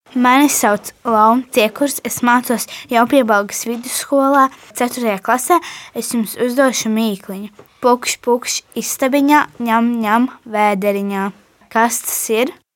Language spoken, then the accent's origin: Latvian; Lubāna, Latvia; now in Riga, Latvia; es nāku no Lubānas